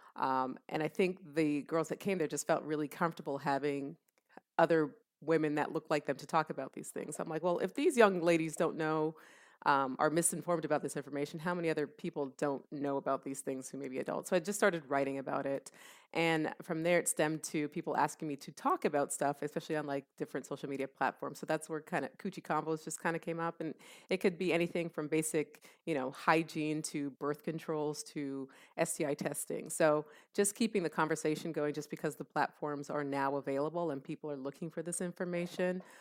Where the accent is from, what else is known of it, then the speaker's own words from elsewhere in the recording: Canada; also born or lived in Columbus, Ohio, United States / Jamaica (ancestry); now in United States; I was born and raised in Canada